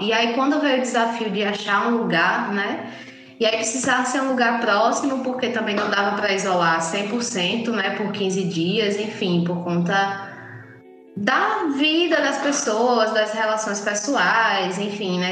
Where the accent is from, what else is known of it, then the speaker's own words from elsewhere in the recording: Salvador, Bahia, Brazil; moved away; eu sou de Salvador